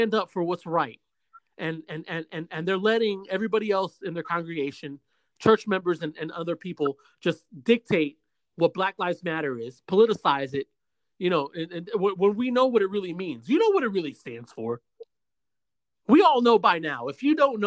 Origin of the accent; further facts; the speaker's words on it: Osceola County, Central Florida, United States; also born or lived in Bronx, New York; Because that's where I grew up at. I was born in the city, New York. I'm from New York. I'm from the city, I'm from the Bronx. But I spent more time here in Central Florida than I did over there